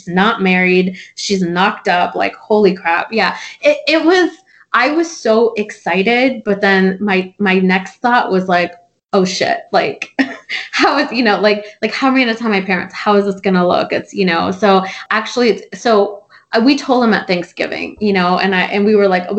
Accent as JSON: {"language": "English", "country": "United States", "tie": "born or raised there", "said": "growing up in America, by being part of the American culture"}